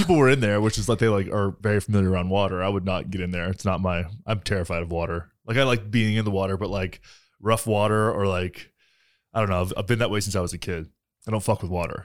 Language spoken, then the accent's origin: English; Texas, United States; moved away; I'm from Texas